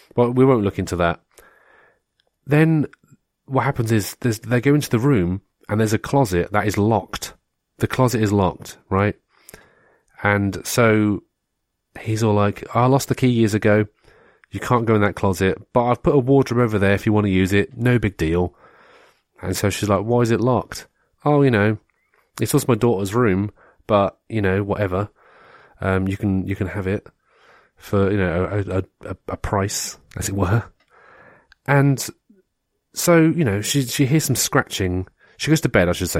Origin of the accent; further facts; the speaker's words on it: United Kingdom; we had like Spitting Image in the UK